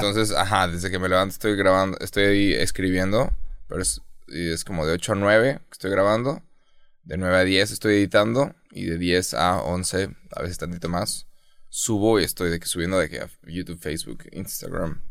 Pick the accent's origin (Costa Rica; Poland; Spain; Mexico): Mexico; yo, como mexicano